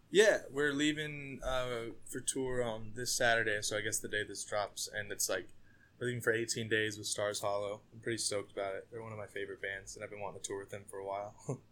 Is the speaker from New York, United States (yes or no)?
no; Montana, United States; now in Minneapolis, United States; I'm originally from Montana